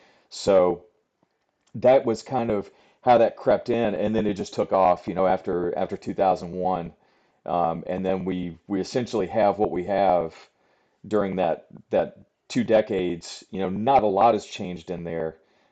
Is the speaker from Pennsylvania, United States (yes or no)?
no; Virginia, United States; I grew up in Southwest Virginia in the Southern Appalachians. So I am literally a hillbilly, right? So I grew up in the mountains there